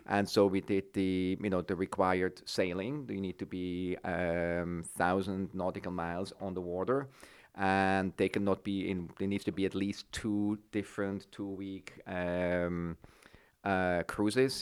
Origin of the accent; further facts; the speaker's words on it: Switzerland; moved away as an adult; now in San Francisco Bay Area, United States; I'm Swiss